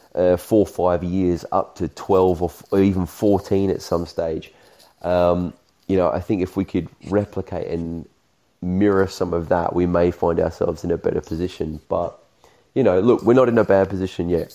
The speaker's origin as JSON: {"language": "English", "country": "Australia", "said": "me being Australian"}